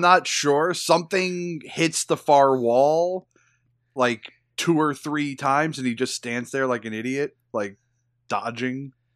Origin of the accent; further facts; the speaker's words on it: United States; I'm an American